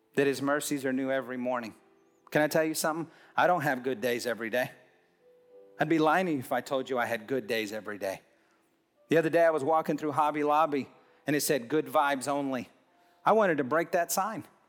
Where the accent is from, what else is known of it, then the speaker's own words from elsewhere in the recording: Hobbs, New Mexico, United States; I'm from Hobbs, New Mexico